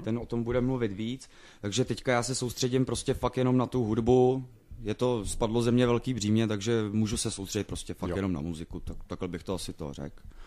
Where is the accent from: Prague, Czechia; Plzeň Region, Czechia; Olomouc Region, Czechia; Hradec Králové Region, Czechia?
Plzeň Region, Czechia; Plzeň; pro nás doma v Plzni